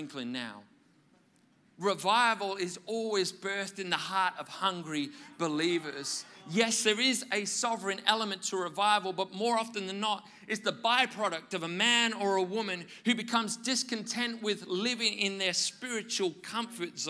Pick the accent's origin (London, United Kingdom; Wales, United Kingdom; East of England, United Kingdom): Wales, United Kingdom; I grew up in Wales in the UK